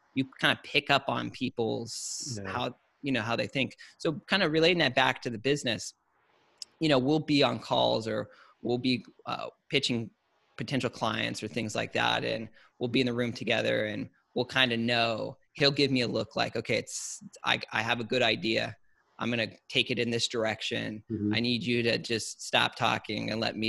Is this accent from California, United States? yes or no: yes; Orange County / Menifee, Temecula, Murrieta, California, United States; we originally started here in Orange County, La Mirada, Fullerton, kind of in and around that area. And then we moved out to like the Menifee, Temecula, Marietta area of kind of middle school into high school.